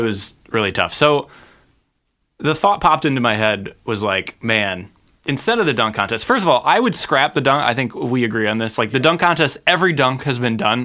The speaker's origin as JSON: {"language": "English", "town": "Cleveland", "region": "Ohio", "country": "United States", "tie": "born or raised there", "moved": "yes", "lives_now": "Los Angeles, United States", "said": "my hometown of Cleveland, Ohio"}